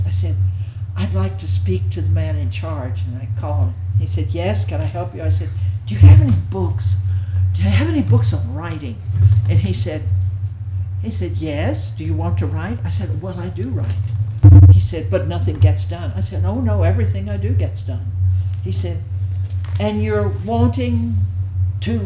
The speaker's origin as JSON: {"language": "English", "region": "Texas", "country": "United States", "also_born_or_lived": "England / Greenwich Village, New York", "moved": "as an adult", "said": "I'm from Texas"}